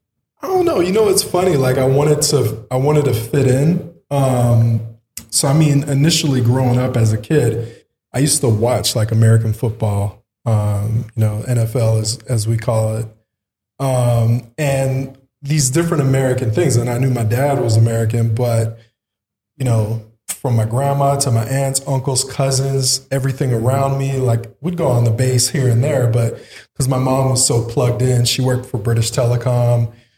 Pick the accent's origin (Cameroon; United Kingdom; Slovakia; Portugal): Portugal; Azores; born there; I was a military brat. So I was born in the Azores, Portuguese islands. We have a small base there, an Air Force base, Lodges Air Force Base.